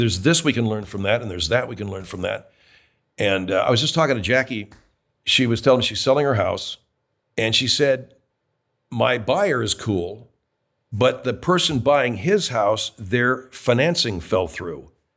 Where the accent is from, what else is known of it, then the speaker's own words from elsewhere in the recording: California, United States; I was raised in California, not Canada, not Toronto, Canada.